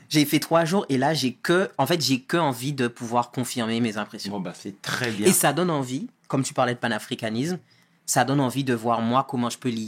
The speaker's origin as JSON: {"language": "French", "region": "Guadeloupe", "country": "France", "said": "ah ben moi, je viens de Guadeloupe, c'est en Caraïbes"}